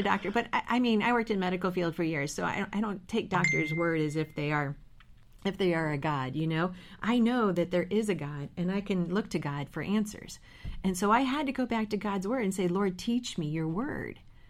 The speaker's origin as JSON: {"language": "English", "town": "St. Louis", "region": "Missouri", "country": "United States", "moved": "as an adult", "lives_now": "Richmond, United States", "said": "we moved from St. Louis, which is where we're from"}